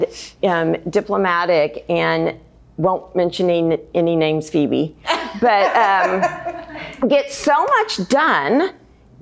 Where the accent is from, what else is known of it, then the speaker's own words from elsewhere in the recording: Missouri, United States; now in Texas, United States; I was actually raised in Missouri